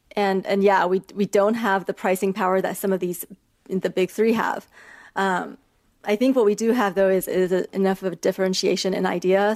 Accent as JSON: {"language": "English", "region": "Beijing", "country": "China", "tie": "born or raised there", "also_born_or_lived": "United States", "moved": "yes", "said": "I'm actually from China. I grew up half in China and half in the US. I was born in Beijing"}